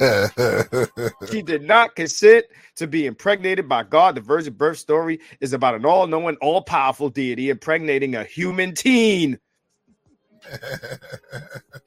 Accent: New York, United States; I'm from New York, the bluest of the blue states.

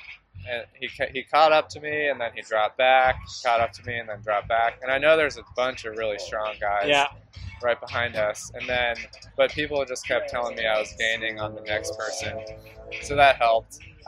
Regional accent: Colorado Springs, Colorado, United States; moved away as an adult; also born or lived in Virginia; So I grew up in Colorado Springs

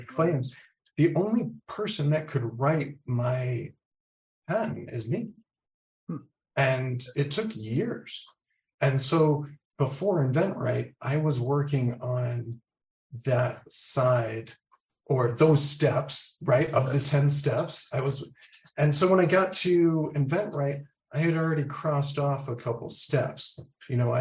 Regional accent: Massachusetts, United States; also born or lived in Rhode Island; now in Maryland, United States; I am living in Maryland currently, but I'm originally from the Northeast, Massachusetts

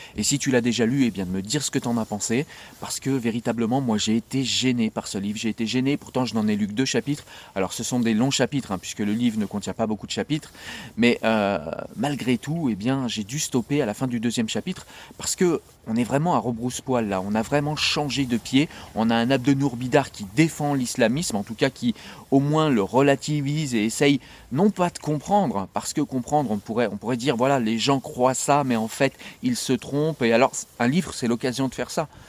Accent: France; je viens de ces quartiers, et je suis un enfant de l'ADAS

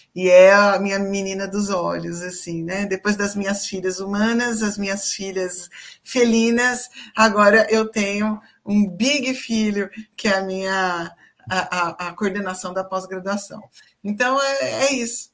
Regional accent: Campinas, São Paulo, Brazil; eu sou de Campinas, né? Para quem não sabe, eu sou de Campinas, eu atendo aqui presencialmente.

